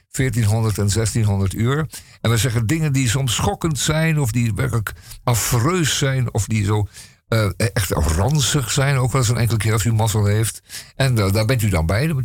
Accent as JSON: {"language": "Dutch", "country": "Netherlands", "said": "We als Nederlanders"}